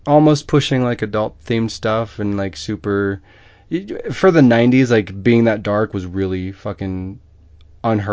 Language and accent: English; Midwest, United States; I'm a Midwesterner